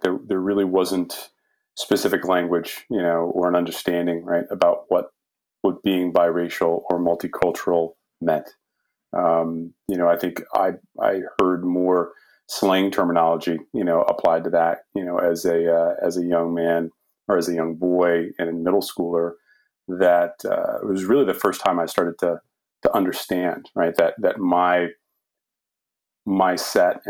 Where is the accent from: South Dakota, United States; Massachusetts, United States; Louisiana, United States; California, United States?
Massachusetts, United States; Lynn; I grew up in Lynn, Mass, very diverse community